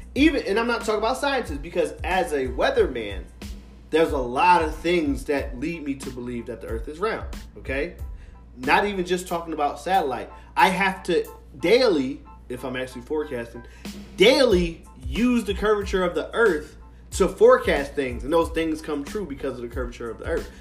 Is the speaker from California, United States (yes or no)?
no; Philadelphia, Pennsylvania, United States; being a Philadelphian, a real Philadelphian